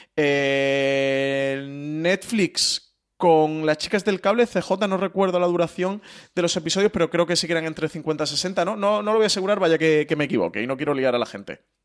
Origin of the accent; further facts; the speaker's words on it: Málaga, Andalusia, Spain; yo que soy malagueño